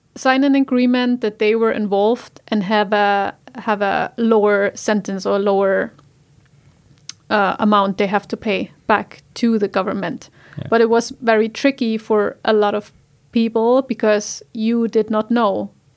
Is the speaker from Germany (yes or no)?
yes; Germany; English is a second language; now in Iceland; in my home country in Germany